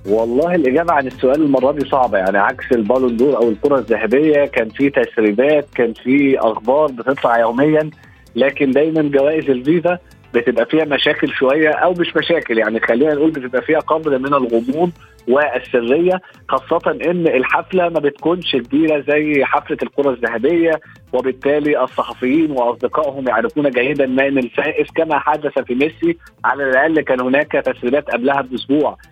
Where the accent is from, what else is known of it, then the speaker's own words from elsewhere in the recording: Egypt; كلنا كمصريين وعرب